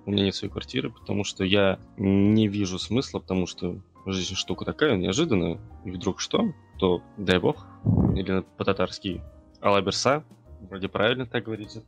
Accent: Tatarstan, Russia; я хоть татарин, но татарский я вообще не бельмим

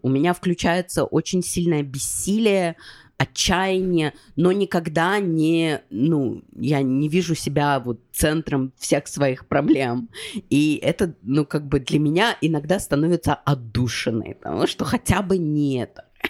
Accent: Russia; moved away as an adult; я уехала из России, но как бы э, давление российского паспорта

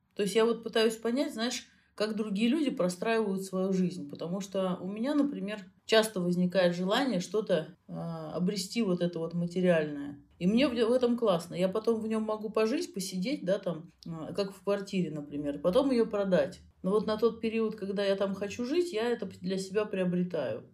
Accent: Russia; из России

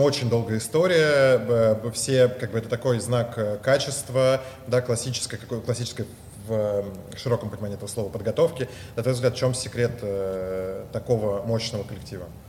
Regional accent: Moscow, Russia; я родился в Москве

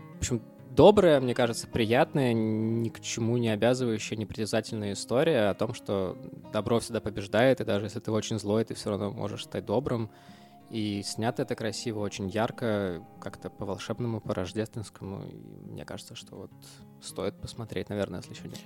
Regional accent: Russia; moved away

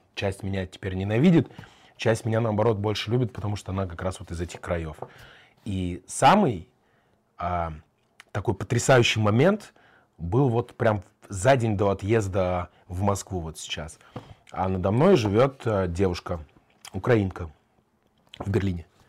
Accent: Kazakhstan; also born or lived in Germany; now in Moscow, Russia; я вообще там еврей из Казахстана, живу в Германии

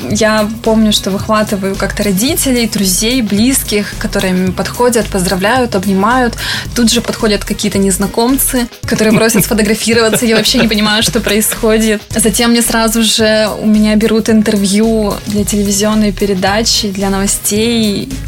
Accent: Cherepovets, Vologda Oblast, Russia; Я люблю Череповец, потому что, ну, во-первых, это мой родной город, и здесь очень комфортно жить.

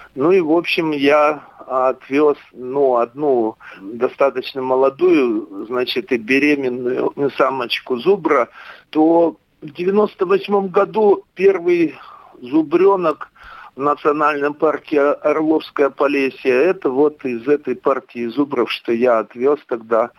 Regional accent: Sinki, Byerastavitsa District, Grodno Region, Belarus; moved away as an adult; also born or lived in Kirov, Russia / Iturup, Russia / Belovezhskaya Pushcha, Belarus; now in Kunashir, Russia; родился в деревне Синки Берестовицкого района Гродненской области, Республики Белоруссия. Учился в школе, закончил училище сельскохозяйственное, затем уехал

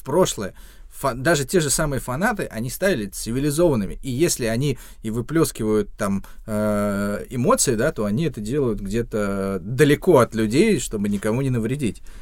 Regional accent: Ramenskoye, Moscow Oblast, Russia; в Раменском, откуда я родом

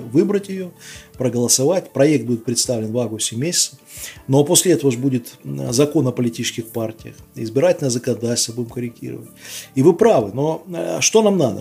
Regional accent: Belarus

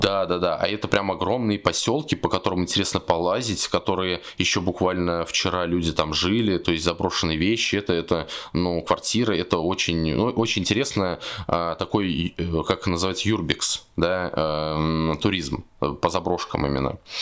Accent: Samara, Samara Oblast, Russia; я сам из Самары

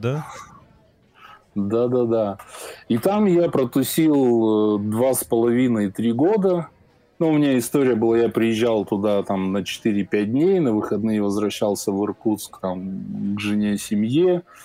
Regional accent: Minsk, Belarus; я сам из Минска, Э, родители из Минска

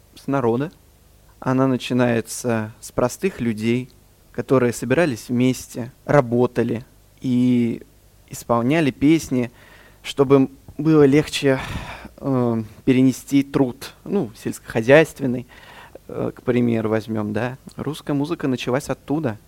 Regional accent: Astrakhan, Astrakhan Oblast, Russia; moved away as an adult; now in Kazan, Russia; Родился в Астрахани, закончил музыкальную школу имени

